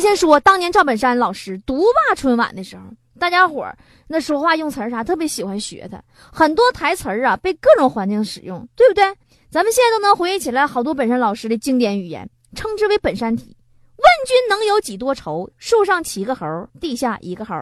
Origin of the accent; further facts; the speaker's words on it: China; 我们中国人